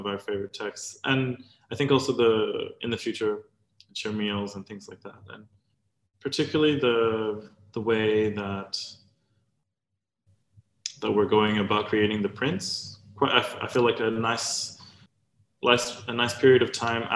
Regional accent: Samoa; moved away; also born or lived in Australia; growing up in Samoa, but also in Australia

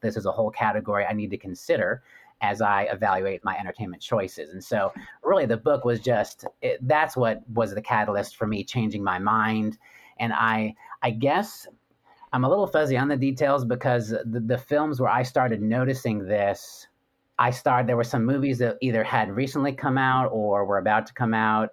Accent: West Coast, United States; I grew up actually on the West Coast

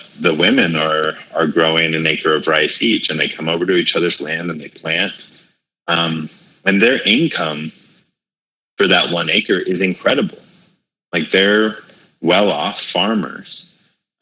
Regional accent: Hawaii, United States; also born or lived in California; Growing up Hawaii, as well as California, and growing up in Hawaii, it's by and large an Asian culture

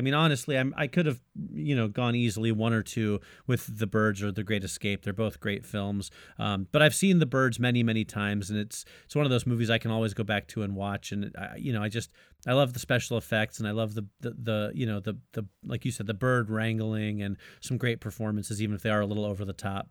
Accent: Florida, United States; I grew up in Florida

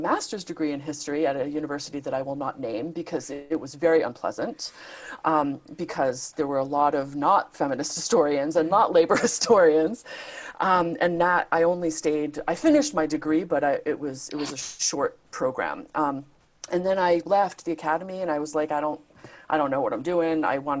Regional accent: Rhode Island, United States; I was working at this nonprofit organization in my home state of Rhode Island, so I'm American.

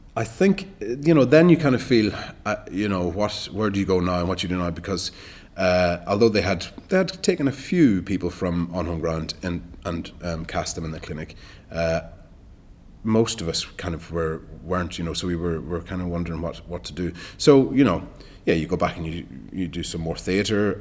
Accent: Ireland; moved away as an adult; also born or lived in Dublin / Galway; now in London, United Kingdom; as an Irish actor

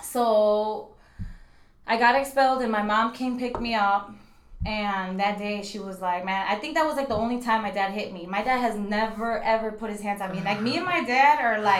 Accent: Waukegan, Illinois, United States; I'm from Waukegan, and my parents are from Mexico

